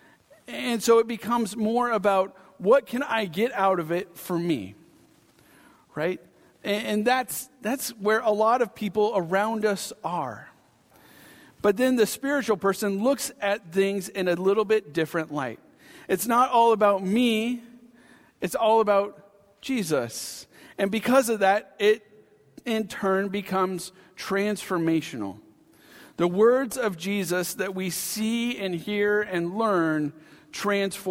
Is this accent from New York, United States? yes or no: no; Pacific Northwest, Washington, United States; moved away; I had a home base of growing up in the Pacific Northwest. So I'm a Pacific Northwesterner at heart, a Washingtonian